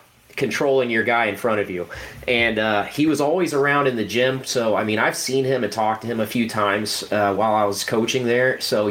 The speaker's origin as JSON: {"language": "English", "region": "Ohio", "country": "United States", "said": "we're from Ohio, we tend to be negative."}